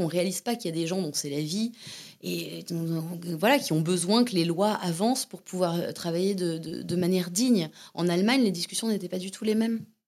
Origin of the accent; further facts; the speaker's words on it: Hauts-de-Seine, Seine-et-Marne, Val-de-Marne, Île-de-France, France; moved away as an adult; also born or lived in Antony / Montévrain; now in Berlin, Germany; je suis née à Antony dans les Hauts-de-Seine. Euh, j'ai grandi du coup entre les Hauts-de-Seine, la Seine-et-Marne, Montévrain, ça s'appelait, et euh, Nogent-sur-Marne, donc dans le 94